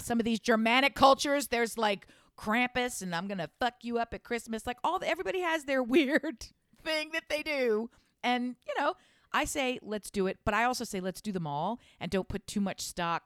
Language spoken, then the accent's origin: English; United States; I speak English. I'm from America